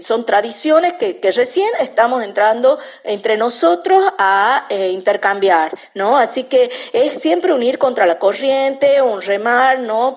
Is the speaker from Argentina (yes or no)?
yes; Tucumán, Argentina; como tucumana